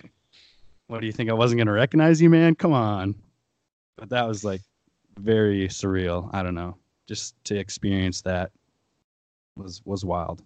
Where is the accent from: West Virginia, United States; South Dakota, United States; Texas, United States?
South Dakota, United States; Aberdeen; moved away as an adult; also born or lived in Denver / Sioux Falls; I grew up in Aberdeen, South Dakota